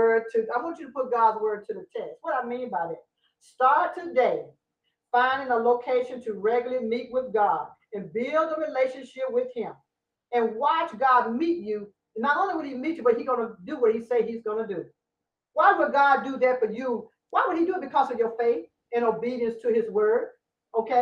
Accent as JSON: {"language": "English", "region": "Louisiana", "country": "United States", "said": "I'm from Louisiana"}